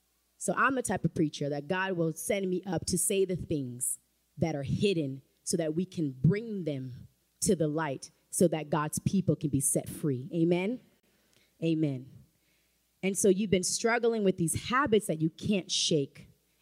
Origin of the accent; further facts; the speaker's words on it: Haiti; accent: Haitian; And I had to have my Haitian accent.